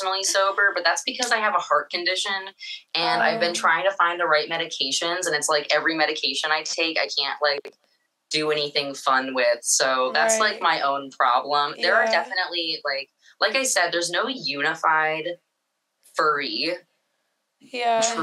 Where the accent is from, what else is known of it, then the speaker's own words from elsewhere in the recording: Seattle, Washington, United States; I'm from Seattle, Washington. I went to high school up here.